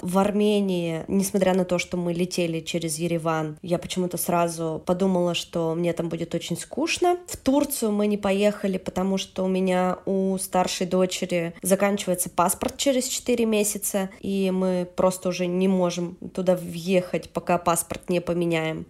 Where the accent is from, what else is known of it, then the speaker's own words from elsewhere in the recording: Yekaterinburg, Sverdlovsk Oblast, Russia; moved away as an adult; now in Tbilisi, Georgia; я вообще из Екатеринбурга, с Урала